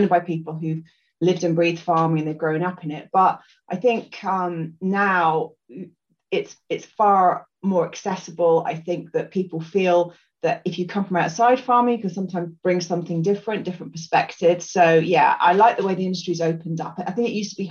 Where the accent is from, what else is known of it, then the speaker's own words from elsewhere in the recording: Scotland, United Kingdom; also born or lived in Lambourn, Berkshire; I grew up in Scotland